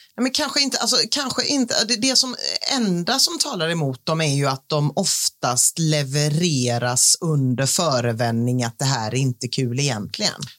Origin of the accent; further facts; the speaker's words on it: Gothenburg, Västra Götaland, Sweden; förutom jag är göteborgare